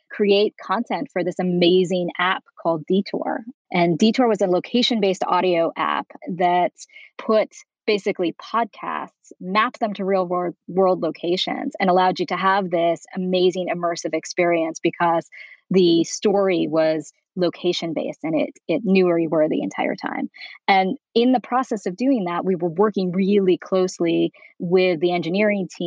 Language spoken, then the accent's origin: English; New York, United States; moved away as an adult; now in Beverly Hills, United States; I'm originally from New York.